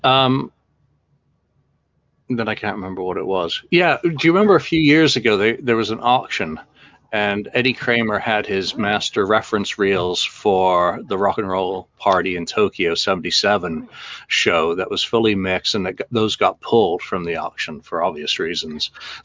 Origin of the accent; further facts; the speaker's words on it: England, United Kingdom; I'm English